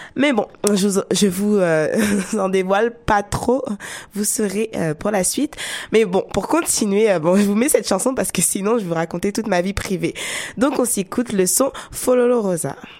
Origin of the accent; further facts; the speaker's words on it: France; accent: French; moved away; la France, oui, mon pays natal, parce que en écoutant ma voix, on sait que je suis française, avec l'accent français